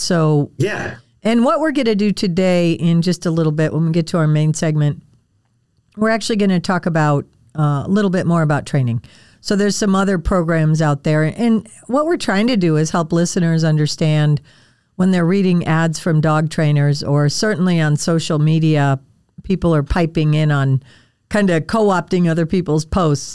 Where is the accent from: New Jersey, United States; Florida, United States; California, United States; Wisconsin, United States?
Wisconsin, United States; I grew up in Wisconsin